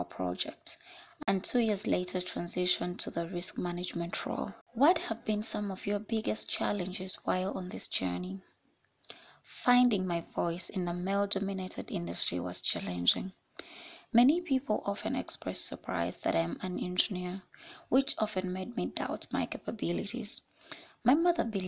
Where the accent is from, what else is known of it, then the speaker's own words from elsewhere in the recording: Kampala, Central Region, Uganda; I was born and raised in Kampala.